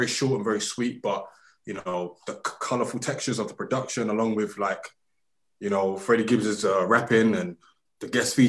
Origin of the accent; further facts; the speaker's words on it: Gary, Indiana, United States; also born or lived in Lagos; I'm from Gary via Lagos.